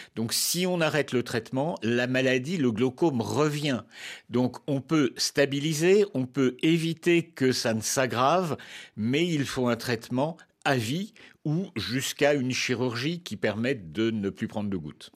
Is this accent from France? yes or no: yes; France; chez nous, en France